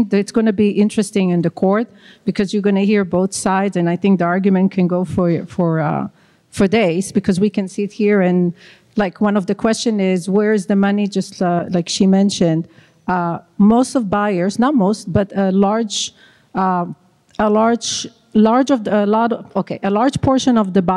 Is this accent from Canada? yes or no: no; Israel; moved away; I'm from Israel